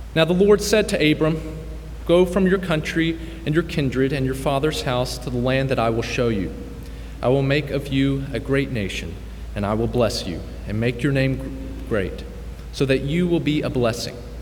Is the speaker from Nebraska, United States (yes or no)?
yes; Nebraska, United States; I'm from Nebraska